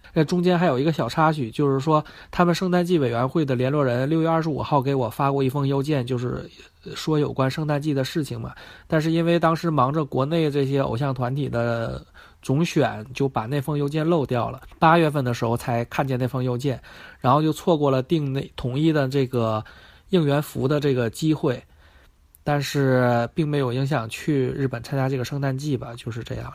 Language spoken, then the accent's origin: Chinese; China; 我是一个中国人